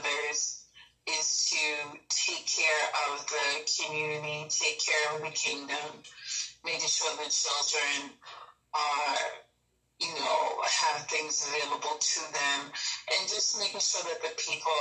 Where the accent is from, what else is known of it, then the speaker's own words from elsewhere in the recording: Boston, Massachusetts, United States; moved away as an adult; now in Cameroon; I was originally born in Boston, Massachusetts. Okay. And particularly Roxbury